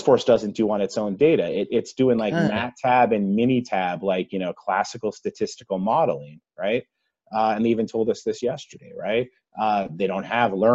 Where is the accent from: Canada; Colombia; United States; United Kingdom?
United States; Massachusetts; accent: Massachusetts; my Massachusetts accent